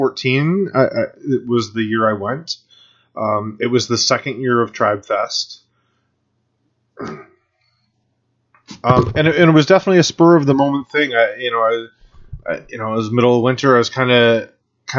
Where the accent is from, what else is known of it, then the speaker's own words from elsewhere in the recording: Grimsby, Ontario, Canada; also born or lived in Toronto; where I grew up in Grimsby